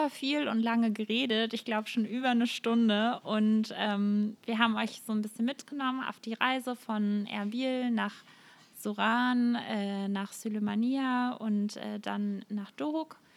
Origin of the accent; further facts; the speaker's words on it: Netherlands; das muss man als Holländer jetzt irgendwie dazu sagen, oder?